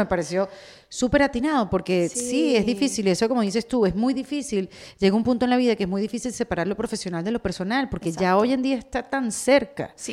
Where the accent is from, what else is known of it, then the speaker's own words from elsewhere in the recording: Venezuela; now in Miami, United States; yo vengo de Venezuela